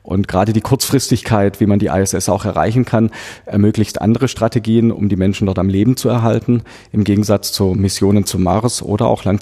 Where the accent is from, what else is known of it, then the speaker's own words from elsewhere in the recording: Böblingen, Baden-Württemberg, Germany; hier im Rathaus, wo wir uns befinden, in meiner Heimatstadt Böblingen